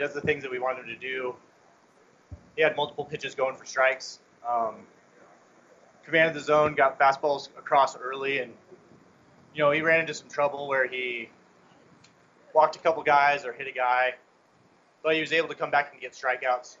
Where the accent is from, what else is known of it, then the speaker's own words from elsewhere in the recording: North Platte, Nebraska, United States; now in Kearney, United States; I'm originally from North Platte